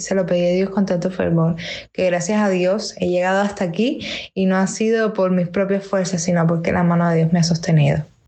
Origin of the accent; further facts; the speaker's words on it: Havana, Cuba; Soy cantautora de La Habana, Cuba.